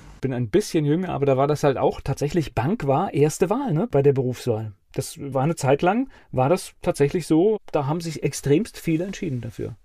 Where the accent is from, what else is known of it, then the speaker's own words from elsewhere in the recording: Germany; ich als Westdeutscher